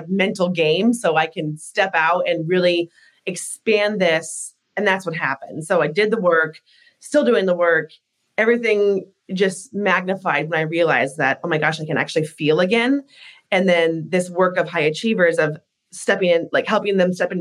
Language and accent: English; Alaska, United States; I grew up in Alaska, born and raised